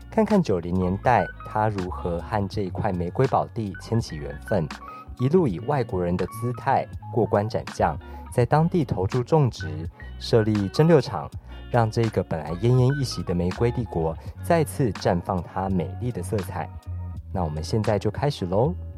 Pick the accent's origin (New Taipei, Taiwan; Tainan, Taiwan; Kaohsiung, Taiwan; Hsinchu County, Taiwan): Kaohsiung, Taiwan; now in Taipei, Taiwan; 因为我家我老家在高雄